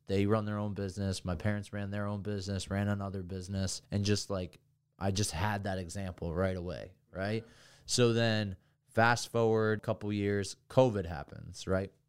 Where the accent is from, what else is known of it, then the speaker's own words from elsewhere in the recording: Hamburg, New Jersey, United States; moved away; also born or lived in Vermont; I come from Hamburg, New Jersey